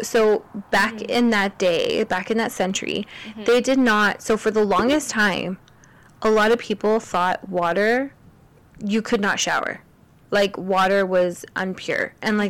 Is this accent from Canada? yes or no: yes; Canada; Yes, we are Canadian, but we all don't speak French.